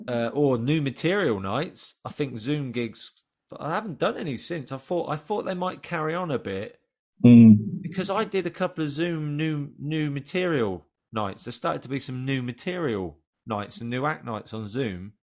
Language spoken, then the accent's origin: English; Yorkshire and the Humber, United Kingdom; Because we're from Yorkshire. Yorkshire is a place where they're very proud